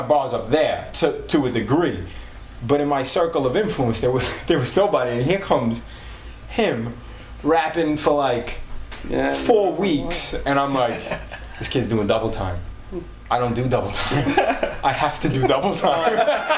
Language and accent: English; New York City, New York, United States; I'm from Staten Island